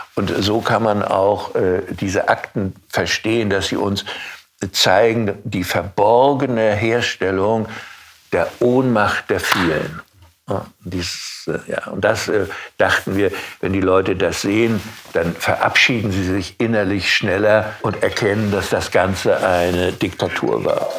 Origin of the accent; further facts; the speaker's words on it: Rostock, Mecklenburg-Vorpommern, Germany; Stadtjugendpastor in meiner Heimatstadt mhm. Rostock